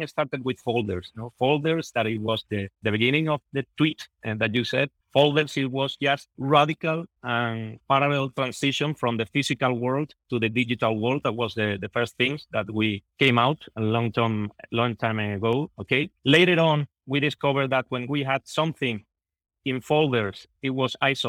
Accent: southern Spain, Spain; I'm from Spain. I'm from the south of Spain.

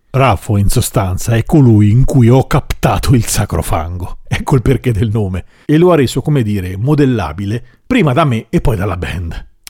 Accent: Umbria, Italy; sono umbro

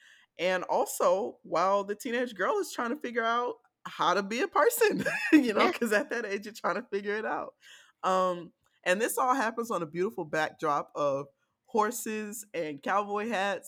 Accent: the South, United States; accent: Southern; I've shaken my Southern accent for the large part, but my notes are typed in like just real guttural Southern dialect.

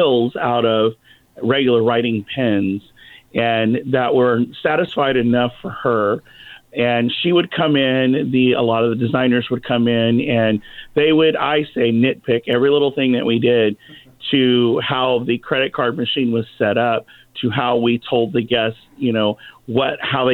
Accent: Baton Rouge, Louisiana, United States; now in Orlando, United States; Baton Rouge, Louisiana, actually, my hometown.

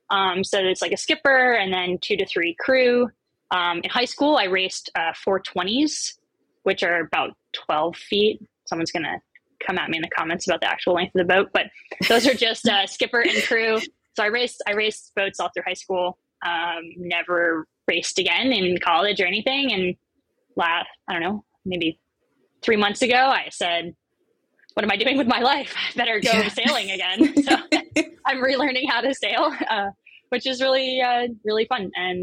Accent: Maine, United States; now in New York City, United States; I live in New York City, specifically in Brooklyn, but I'm originally from Midcoast, Maine. So super small town, lived all over the US.

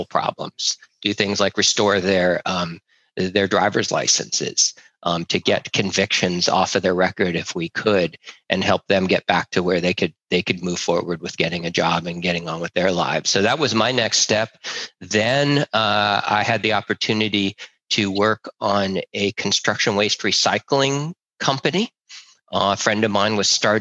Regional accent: Berkeley, California, United States; I was raised in Berkeley, California

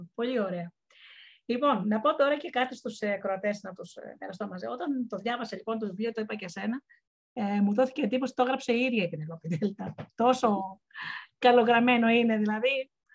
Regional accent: Missolonghi, Western Greece, Greece; moved away; εγώ κατάγομαι από το Μεσολόγγι

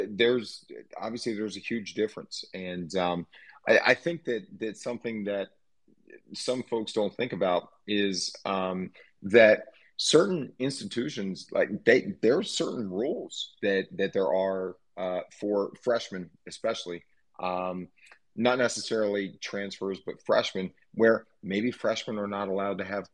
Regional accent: Delaware, United States; moved away as an adult; also born or lived in Maine; Or I think about my time at the University of Maine, and I'm originally from Delaware. So I did 13 hours away from home

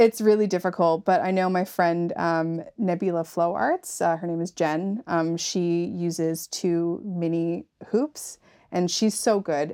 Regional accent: Yarmouth, Nova Scotia, Canada; I'm from Yarmouth

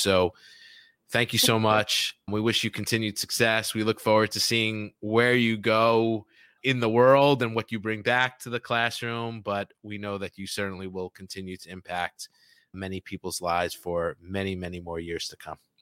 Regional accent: New York City, New York, United States; I grew up in New York mm-hmm. City

